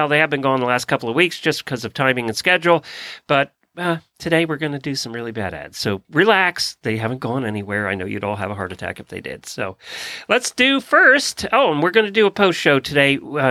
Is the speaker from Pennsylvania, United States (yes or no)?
yes; Lancaster, Pennsylvania, United States; now in Georgia, United States; I grew up in Amish country. I grew up in Lancaster, Pennsylvania